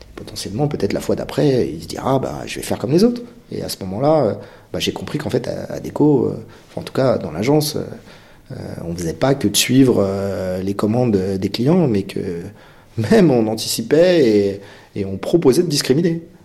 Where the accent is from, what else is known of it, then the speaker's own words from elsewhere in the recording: Créteil, Île-de-France, France; J'ai grandi à Créteil, on avait tous des couleurs de peau différentes